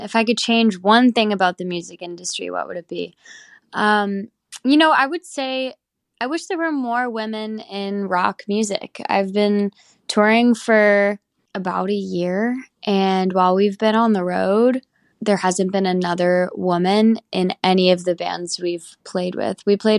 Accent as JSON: {"language": "English", "town": "Boston", "region": "Massachusetts", "country": "United States", "tie": "born or raised there", "also_born_or_lived": "Spain / California / Hawaii", "lives_now": "Nashville, United States", "said": "I am from Boston, Spain, California, and Hawaii. I grew up in all those places, and now I live in Nashville."}